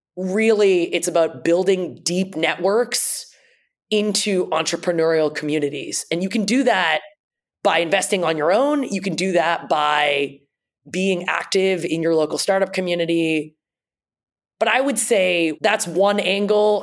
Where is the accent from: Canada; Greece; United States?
Canada; Toronto, Ontario; my parents immigrated to Canada. I grew up in Toronto